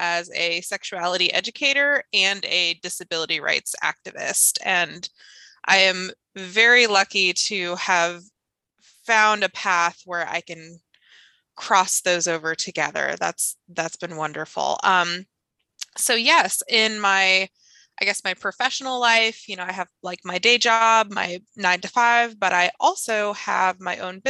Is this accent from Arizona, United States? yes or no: yes; Phoenix, Arizona, United States; I went to public school in Arizona. I grew up in Phoenix